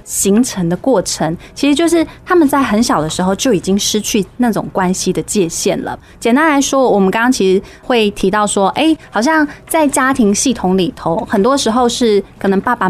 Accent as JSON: {"language": "Chinese", "region": "Kaohsiung", "country": "Taiwan", "said": "我高雄人嘛"}